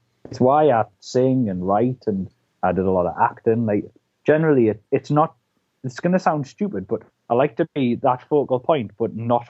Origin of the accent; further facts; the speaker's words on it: United Kingdom; also born or lived in London; So I was born down in London, actually, and we moved up here when I was three.